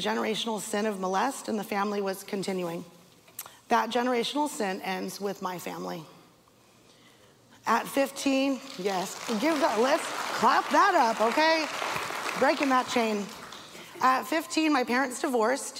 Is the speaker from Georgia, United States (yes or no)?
no; Castro Valley, California, United States; I was born in Castro Valley, California, to Mitchell and Christine